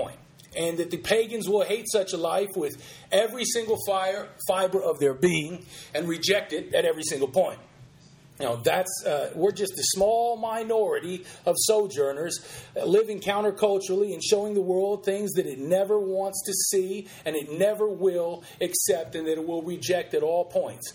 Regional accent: United States; As American Christians

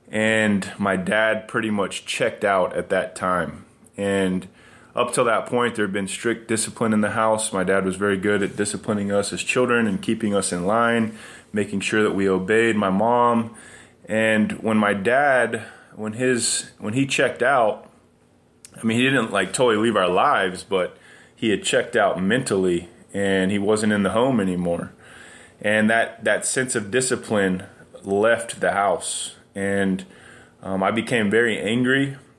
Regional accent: Carlsbad, New Mexico, United States; I was born in 1977 in Carlsbad, New Mexico. It's a small town in South New Mexico, and my family lived on a privately owned 5-acre lot that my grandparents owned.

